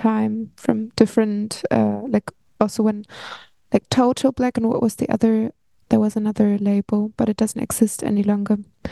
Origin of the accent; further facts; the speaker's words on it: Berlin, Germany; I've been growing up in Berlin